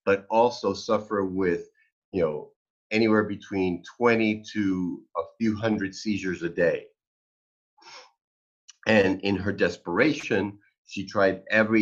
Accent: New York, United States; moved away; I'm originally from New York

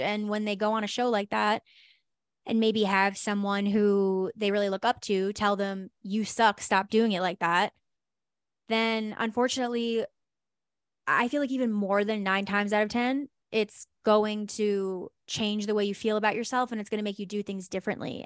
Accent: New York, United States; moved away; also born or lived in New Jersey; I lived in New Jersey, but I'm originally from New York

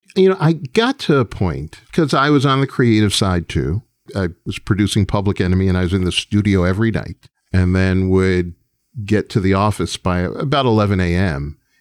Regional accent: New York, United States; as a New Yorker

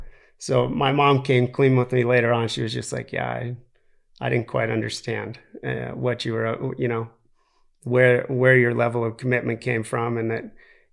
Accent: Aspen, Colorado, United States; because I grew up in Aspen

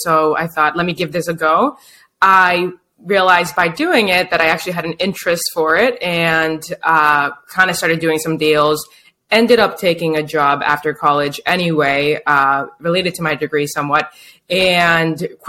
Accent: Boston, Massachusetts, United States; now in Chelsea, United States; I'm from Boston, Mass. I actually live in Chelsea now, which is right next to Boston

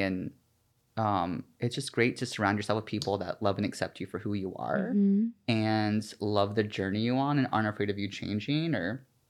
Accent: Georgia, United States; I grew up in. Oh! Obviously, in Georgia.

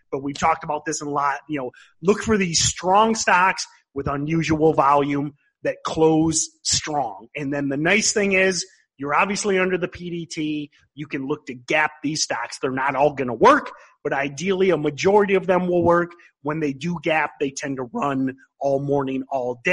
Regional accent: Midwest, United States; accent: Midwestern; my Midwestern accent

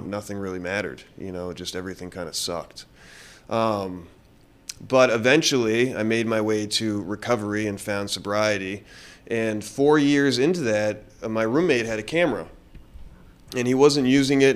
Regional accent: South Florida, United States; I'm from South Florida.

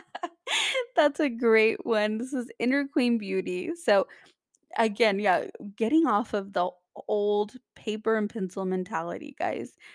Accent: California, United States; I come from California, I'm in Los Angeles

